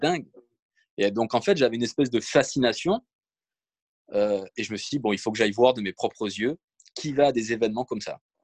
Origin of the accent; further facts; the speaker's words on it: Provence-Alpes-Côte d'Azur, France; also born or lived in Nice; je suis né à Nice, mais j'ai toujours vécu à peu près dans le sud. J'ai cette chance d'avoir grandi en Provence